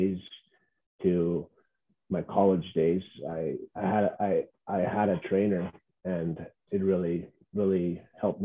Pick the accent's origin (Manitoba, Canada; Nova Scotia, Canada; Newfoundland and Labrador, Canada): Manitoba, Canada; Cross Lake; I'm from Cross Lake